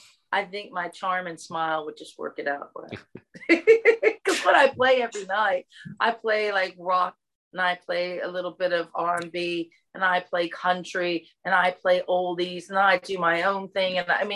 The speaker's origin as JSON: {"language": "English", "region": "Texas", "country": "United States", "accent": "Southern", "said": "you heard that I had the Southern accent and where are you from? Texas."}